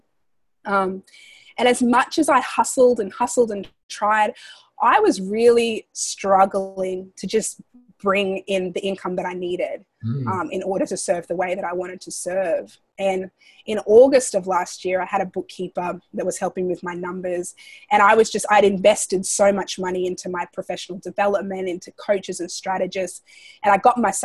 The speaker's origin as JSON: {"language": "English", "country": "Australia", "tie": "born or raised there", "moved": "as an adult", "lives_now": "United States", "said": "Growing up in Australia"}